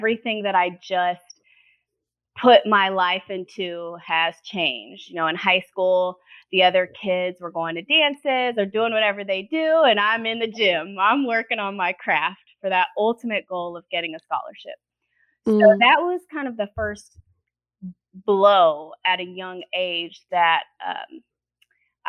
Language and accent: English; Indiana, United States; I was born in Indiana to my mom is white and my dad is black